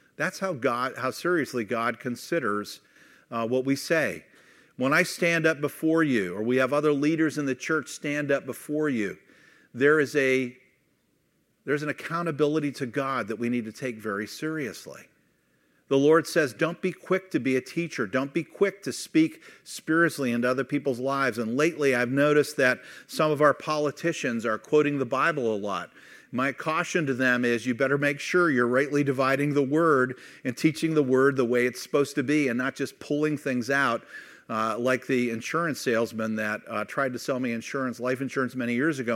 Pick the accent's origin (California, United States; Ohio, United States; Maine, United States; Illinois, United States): Ohio, United States; Youngstown; moved away as an adult; also born or lived in Kent, Ohio / Missouri; I grew up in Youngstown and then moved to Kent